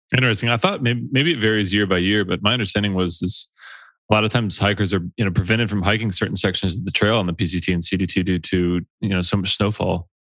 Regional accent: Georgia, United States; we both grew up on the East Coast. I grew up in Georgia.

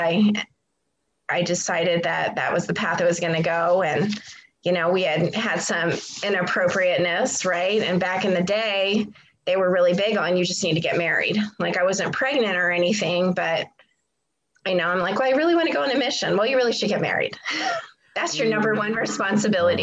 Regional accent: Pennsylvania, United States; moved away; I was born in Pennsylvania, so I'm from the East, and I grew up in a small town

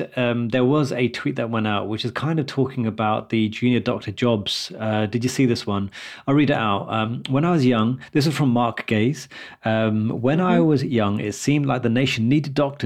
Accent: London, United Kingdom; I've always been a London guy. Now I've never really left London.

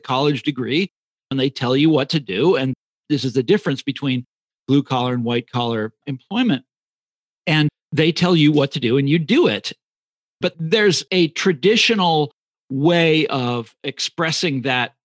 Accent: Kansas City, Kansas, United States; moved away; also born or lived in Chicago; I'm from Kansas City originally

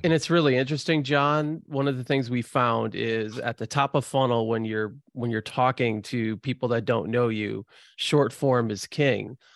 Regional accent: Midwest, United States; I'm, I'm born and bred in the Midwest

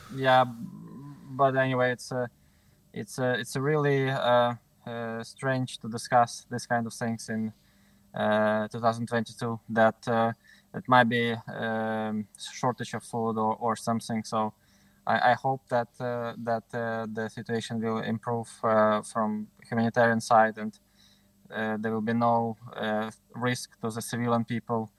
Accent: Ukraine; moved away as an adult; also born or lived in Kyiv, Ukraine; now in Budapest, Hungary; I'm initially from Ukraine. My parents are from uh, the city. I was born in the city which is on the border with Russia

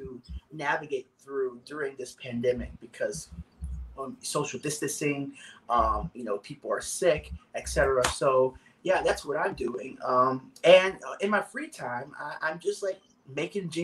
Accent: Dallas, Texas, United States; I'm from Dallas, Texas

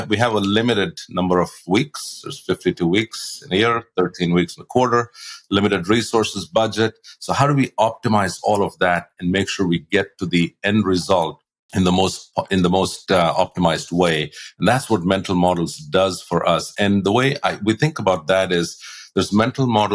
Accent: India; moved away as an adult; also born or lived in Australia; now in United States; I grew up in India and then I moved to the US about 28 years ago

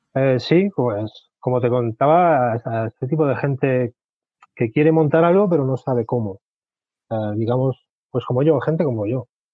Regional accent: Albacete, Castilla-La Mancha, Spain; now in Murcia, Spain; yo nací en Albacete, tengo 43 años, pero vivo ahora mismo en Murcia.

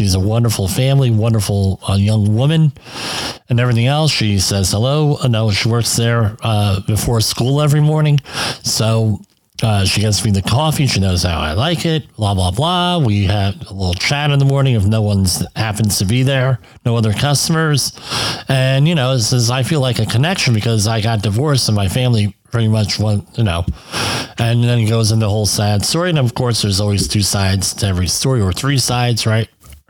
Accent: United States; I'm from the United States.

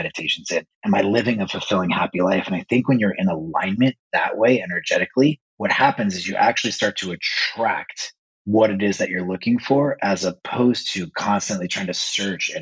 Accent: Las Vegas, Nevada, United States; So I was born and raised in Las Vegas, Nevada. I lived there for about 40 years of my life.

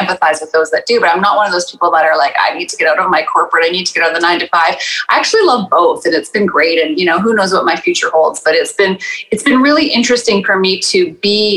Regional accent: Saskatchewan, Canada; also born or lived in Toronto area; now in Toronto, Canada; I am living currently in the Toronto area, born and raised in Saskatchewan

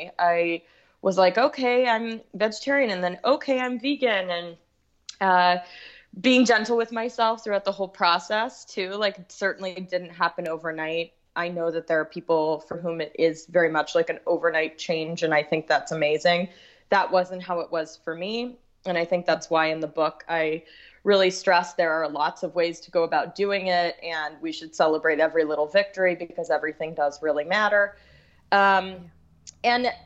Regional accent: Texas, United States; I grew up in Texas

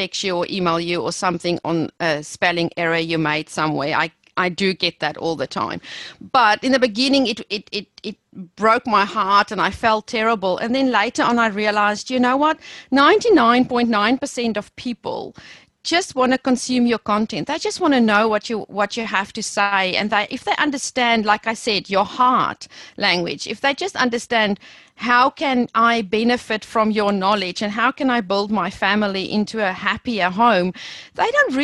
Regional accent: South Africa; accent: South African; moved away as an adult; I think I will never lose my South African accent.

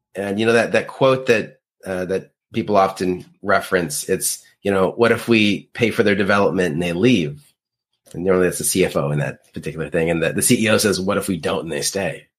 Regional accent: Canada; being Canadian

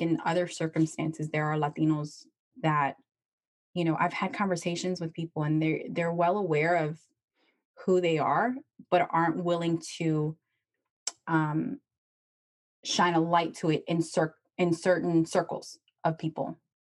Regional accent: Chile; I'm from Chile

